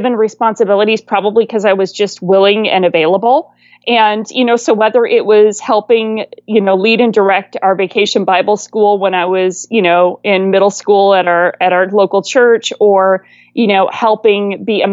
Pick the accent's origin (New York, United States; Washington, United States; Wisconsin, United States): Wisconsin, United States; moved away; also born or lived in California; I was born and raised in Wisconsin and swore I'd never move back